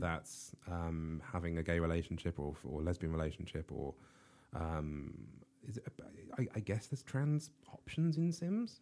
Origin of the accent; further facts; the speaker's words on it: United Kingdom; I'm British